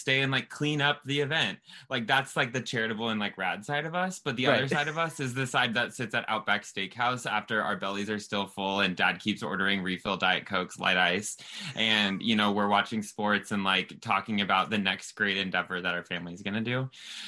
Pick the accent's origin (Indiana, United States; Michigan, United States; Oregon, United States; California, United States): California, United States; Southern; I grew up in Southern California, and growing up a kid down here